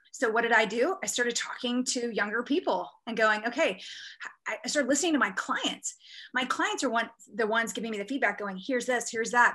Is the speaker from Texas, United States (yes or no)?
yes; Texas, United States; moved away; I was born in Texas